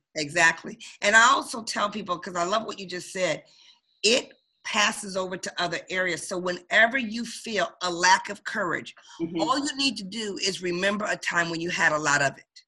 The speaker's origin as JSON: {"language": "English", "town": "Detroit", "region": "Michigan", "country": "United States", "tie": "born or raised there", "moved": "yes", "lives_now": "Baltimore, United States", "said": "I'm from Detroit, Michigan, originally born and raised"}